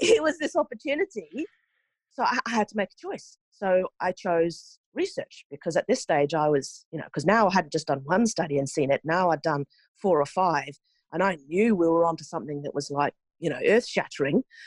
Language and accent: English; Norway; moved away as an adult; also born or lived in New Zealand; I grew up in Norway